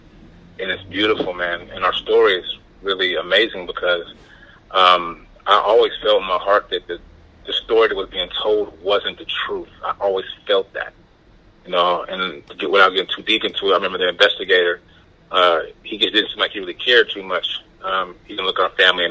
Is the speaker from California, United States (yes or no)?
yes; Oakland, California, United States; I'm from Oakland, California